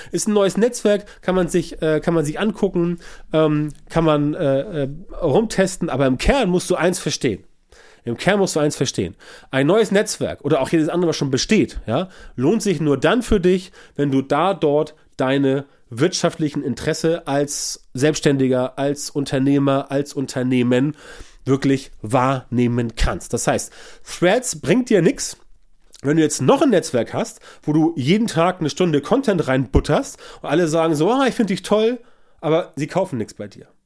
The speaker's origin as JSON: {"language": "German", "region": "Hamburg", "country": "Germany", "said": "bei uns in Hamburg hier"}